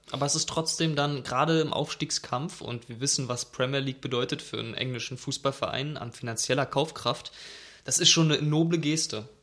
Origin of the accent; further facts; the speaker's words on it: Berlin, Germany; ich bin Berliner.